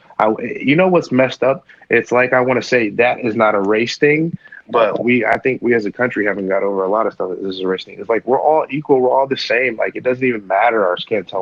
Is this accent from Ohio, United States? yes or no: yes; Ohio, United States; my home state, Ohio